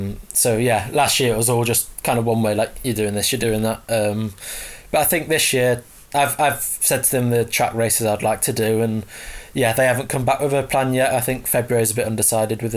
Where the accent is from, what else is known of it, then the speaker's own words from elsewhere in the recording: Barton-le-Clay, East of England, United Kingdom; I've been in Barton Le Clos